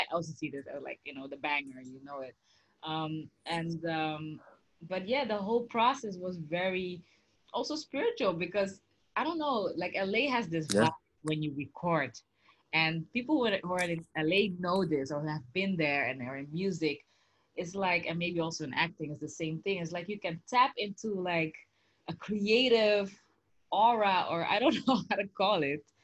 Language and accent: English; Suriname; also born or lived in Curaçao; now in Ghana; I'm from the Caribbean originally, actually, you know, Suriname